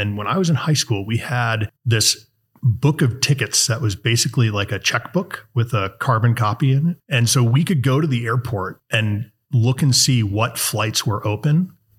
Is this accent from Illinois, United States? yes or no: yes; La Grange, Illinois, United States; I grew up in Chicago, in the suburbs of Chicago, in a place called LaGrange, you know, about 30 minutes outside of the city from the lakefront.